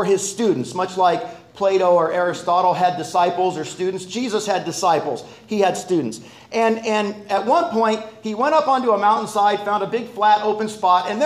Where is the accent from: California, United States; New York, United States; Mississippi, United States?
California, United States; Los Angeles; We're both native Angelenos. We're from Los Angeles. She grew up in Westchester. I grew up in the San Fernando Valley.